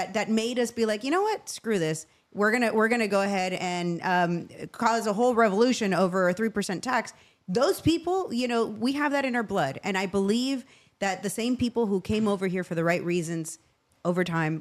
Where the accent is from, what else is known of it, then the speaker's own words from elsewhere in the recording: Venezuela; now in United States; I grew up in Venezuela